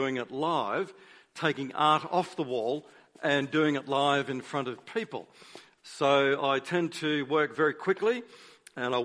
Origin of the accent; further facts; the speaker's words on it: Queensland, Australia; moved away as an adult; now in Melbourne, Australia; I am a Queenslander, but I now live in Victoria, in Melbourne